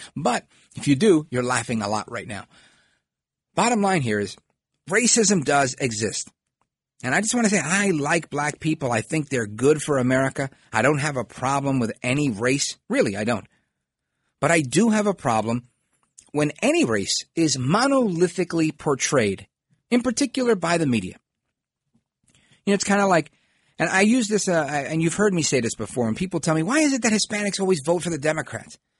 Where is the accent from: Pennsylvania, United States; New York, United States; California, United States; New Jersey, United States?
New York, United States; New York City; the Italian neighborhoods when I grew up in Brooklyn